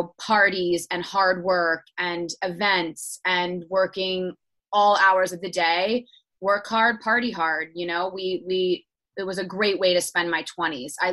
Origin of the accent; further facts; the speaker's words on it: Pittsburgh, Pennsylvania, United States; moved away as an adult; also born or lived in New York; I'm in my hometown of Pittsburgh, and I moved back